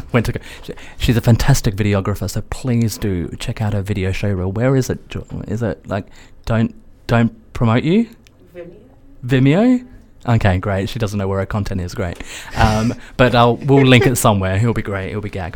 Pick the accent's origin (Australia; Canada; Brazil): Australia; I'm from Australia and I'm from a very liberal family